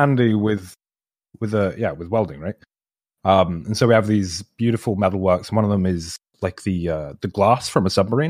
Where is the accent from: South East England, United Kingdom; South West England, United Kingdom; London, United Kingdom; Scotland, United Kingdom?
Scotland, United Kingdom; I'm Scottish.